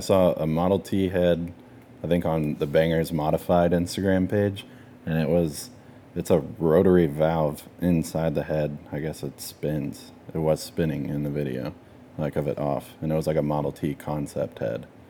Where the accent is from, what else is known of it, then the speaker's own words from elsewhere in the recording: Texas, United States; we're from Texas